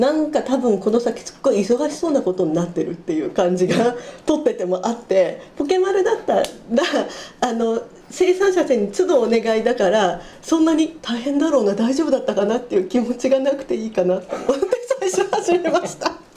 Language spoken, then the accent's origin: Japanese; Kawasaki, Kanagawa, Japan; 川崎生まれ